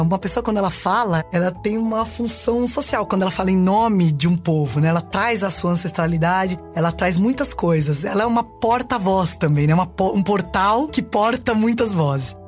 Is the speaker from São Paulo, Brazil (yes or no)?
yes; Diadema, São Paulo, Brazil; nasci em Diadema, São Paulo